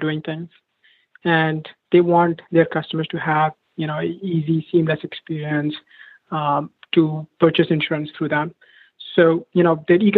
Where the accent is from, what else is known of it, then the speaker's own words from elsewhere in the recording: India; moved away as an adult; now in United States; I moved to US from India for my undergrad. When I was growing up, it was almost like a rare treat to even get a ride in the car.